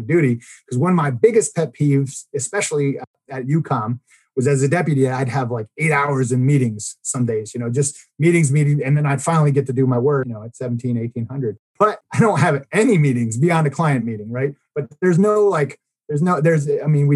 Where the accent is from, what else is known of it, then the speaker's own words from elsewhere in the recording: Baltimore, Maryland, United States; now in Oklahoma, United States; we're going to go back to my hometown of Baltimore